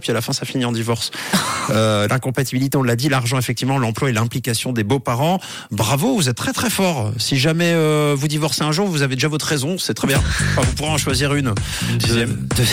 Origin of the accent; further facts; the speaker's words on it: Switzerland; chez nous en Suisse